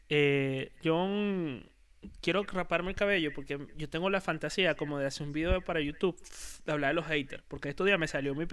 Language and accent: Spanish; Puerto La Cruz, Anzoátegui, Venezuela; Mira, yo voy a poner nada más y nada menos que las empanadas del ferry de Puerto La Cruz.